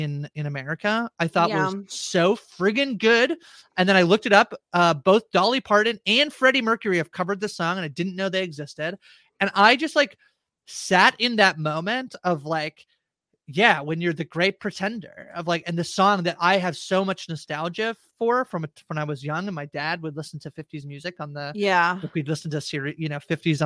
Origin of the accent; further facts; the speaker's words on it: Canada; as a Canadian